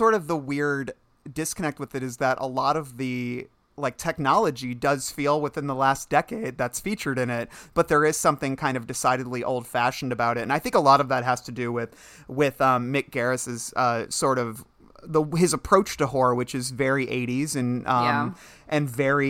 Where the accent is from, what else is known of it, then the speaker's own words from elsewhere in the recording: Ireland; I'm Irish. You don't know what happens to us when we get wet.